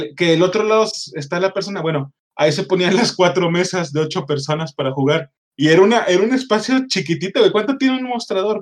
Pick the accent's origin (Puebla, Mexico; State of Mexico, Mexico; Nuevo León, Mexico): Nuevo León, Mexico; Monterrey; now in Querétaro, Mexico; yo soy de Monterrey, Monterrey es muy grande. Yo no, yo tenía 15 años entonces